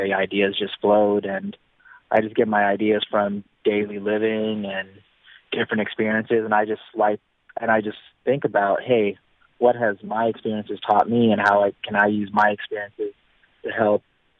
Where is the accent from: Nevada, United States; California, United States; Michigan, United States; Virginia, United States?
Nevada, United States; Reno; in my hometown of Reno, Nevada